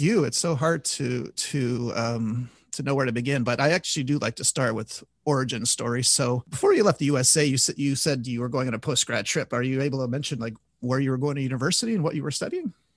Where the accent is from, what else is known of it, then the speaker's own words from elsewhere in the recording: Canada; I'm from Canada.